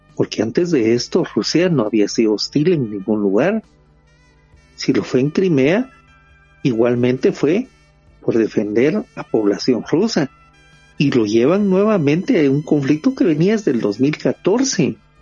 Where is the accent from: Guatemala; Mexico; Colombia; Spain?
Guatemala; nosotros como guatemaltecos